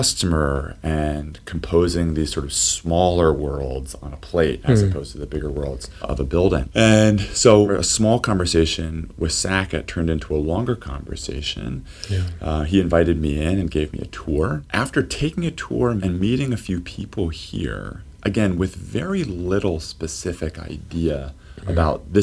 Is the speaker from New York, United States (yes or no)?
no; Lynchburg, Virginia, United States; also born or lived in Massachusetts / Boston; I grew up in Lynchburg. I'm one of many locals who work here.